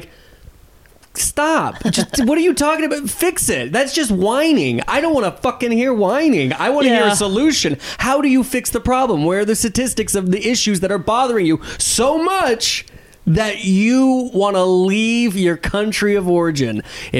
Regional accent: Charleston, South Carolina, United States; also born or lived in Panama City, Florida; I went to high school in Charleston, South Carolina, and then didn't pass my senior year, so I got to do it again in Panama City, Florida.

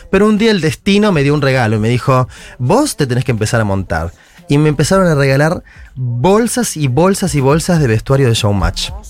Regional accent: Buenos Aires, Argentina; Soy de En... Nací en, acá en Capital.

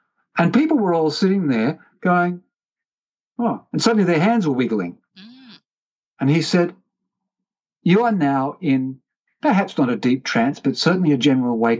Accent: Australia; I said, g'day, because I'm Australian

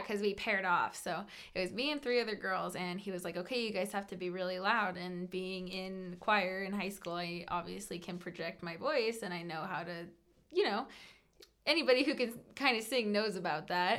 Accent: Colorado, United States; also born or lived in California; I absolutely grew up here and I consider myself to be a native.

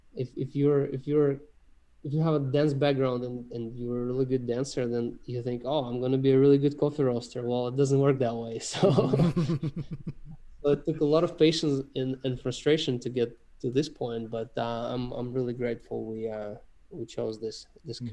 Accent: Russia; moved away; I'm, I'm from Russia originally.

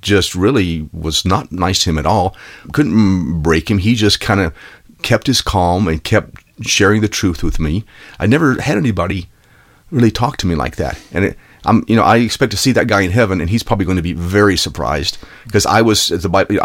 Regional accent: Texas, United States; I grew up in Texas

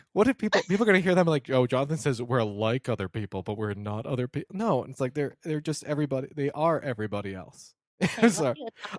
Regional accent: Detroit, Michigan, United States; And after a couple times, you're like, "Yeah, I'm from Detroit," or whatever.

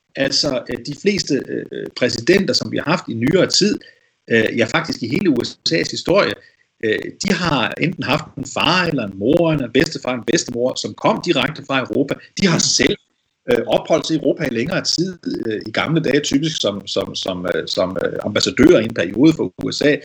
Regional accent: Denmark; Det siger de også til mig, for eksempel, som dansker

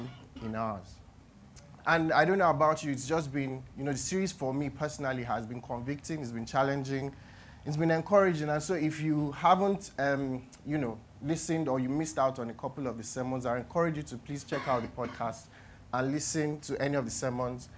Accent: Nigeria; as a Nigerian

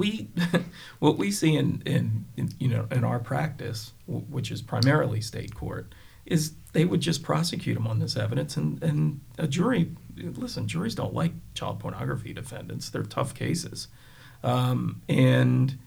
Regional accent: Delaware County, Pennsylvania, United States; I'm from Delco

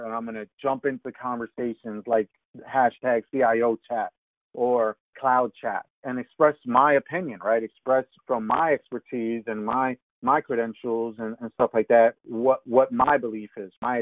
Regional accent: United States; moved away; I'm originally from New York, New Jersey

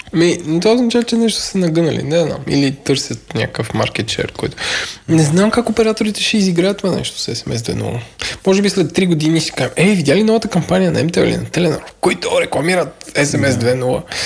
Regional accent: Bulgaria; аз като българин

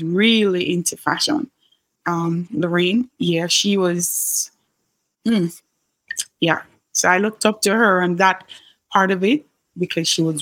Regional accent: Kingston, Jamaica; I grew up in a middle-class home here in Kingston, Jamaica.

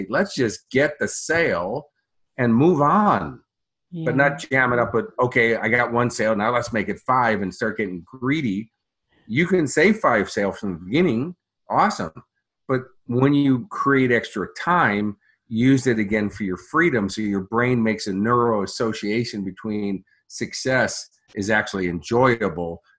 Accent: Chicago, Illinois, United States; now in Australia; my hometown of Chicago

